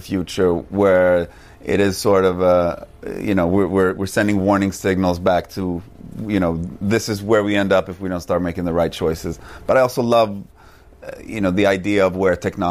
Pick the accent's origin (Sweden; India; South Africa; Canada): Sweden; moved away as an adult; But I'm Swedish. I grew up in Sweden and I went to school there